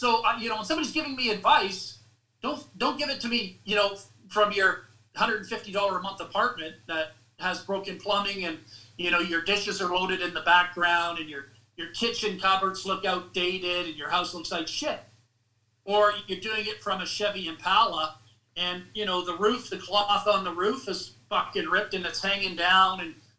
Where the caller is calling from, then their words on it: Canada; I'm reading, and I'm calling you from Canada